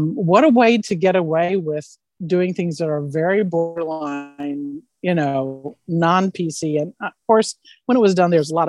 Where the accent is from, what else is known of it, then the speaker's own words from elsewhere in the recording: Illinois, United States; moved away as an adult; also born or lived in Santa Maria, California; I'm from Illinois and I was trained in theater